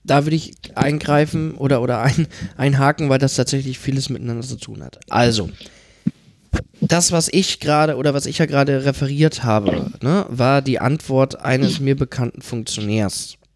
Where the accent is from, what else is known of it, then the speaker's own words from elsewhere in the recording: Hesse, Germany; ne, wir kommen aus Hessen, natürlich reden wir hier über einen hessischen Landtagsabgeordneten